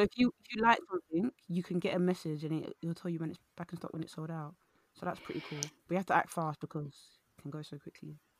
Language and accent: English; London, United Kingdom; I went to a, a, a London, East London primary school